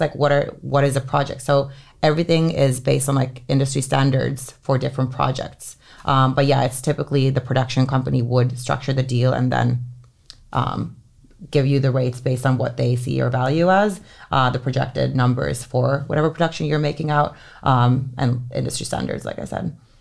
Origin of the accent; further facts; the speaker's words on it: Helsinki, Uusimaa, Finland; moved away; It's, like, the best high school in Helsinki where I grew up in Finland